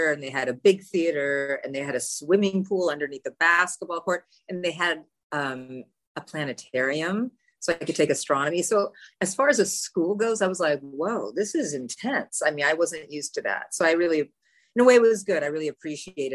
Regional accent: Los Angeles, California, United States; also born or lived in Beverly Hills; now in New York, United States; I didn't grow up in Beverly Hills. I grew up in the Valley. I'm a full-fledged Valley girl, original Valley girl

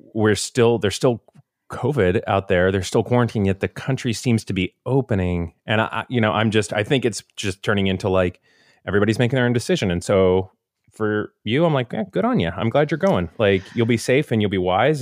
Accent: Florida, United States; growing up in Florida

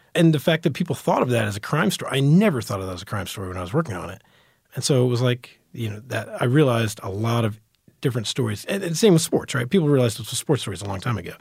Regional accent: Dallas, Texas, United States; also born or lived in New York / Florida; growing up in Texas, reading Texas Monthly and, and D Magazine

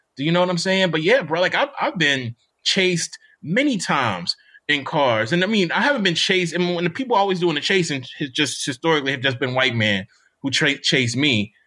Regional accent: Mississippi, United States; moved away; also born or lived in Bloomington, Indiana; I'm from Mississippi

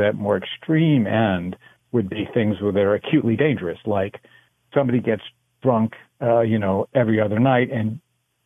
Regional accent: United States; I am American, but I've been spending time in Canada.

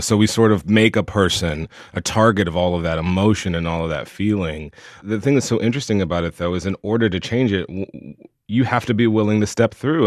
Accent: the South, United States; a gay boy growing up in the South

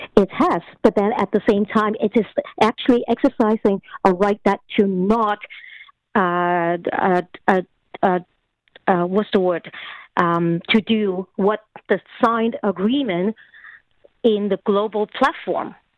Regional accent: Canada; certain values that we have as Canadian

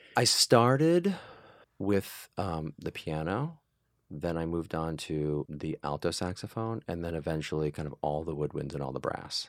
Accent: Mansfield, Massachusetts, United States; grew up in a town called Mansfield, Massachusetts

